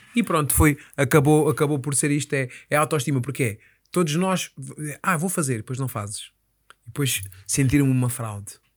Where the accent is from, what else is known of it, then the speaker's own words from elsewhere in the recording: Moita, Setúbal, Portugal; eu sou da Moita e na Moita temos um sítio